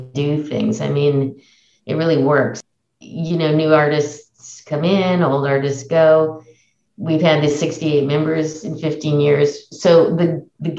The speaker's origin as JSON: {"language": "English", "town": "Oakland", "region": "California", "country": "United States", "tie": "born or raised there", "also_born_or_lived": "Berkeley", "said": "I'm born and raised in Oakland and have lived in Oakland and Berkeley all my life"}